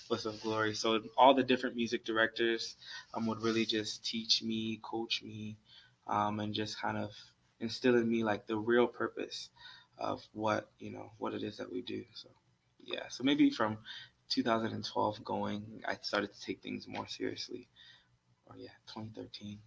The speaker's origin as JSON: {"language": "English", "town": "Columbus", "region": "Ohio", "country": "United States", "tie": "born or raised there", "also_born_or_lived": "Maryland", "said": "I basically say I grew up here in Columbus because I went to elementary school here, middle school here, high school, college."}